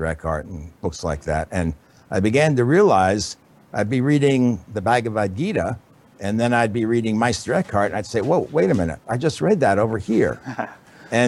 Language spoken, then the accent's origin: English; New York City, New York, United States; I was born in New York City, as you can probably tell by my accent. And when I was growing up, it was in the late 50s